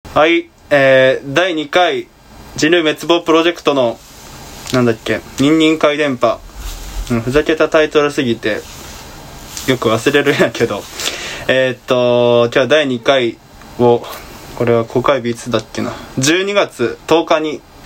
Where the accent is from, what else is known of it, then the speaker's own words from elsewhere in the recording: Kansai, Japan; 関西人やからね、もともと